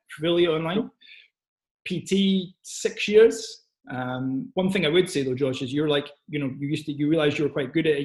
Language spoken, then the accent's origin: English; Scotland, United Kingdom; I am from Scotland